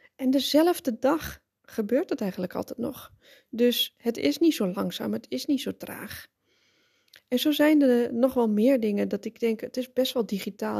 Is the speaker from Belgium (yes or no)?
no; Netherlands; moved away as an adult; now in Spain; als Nederlander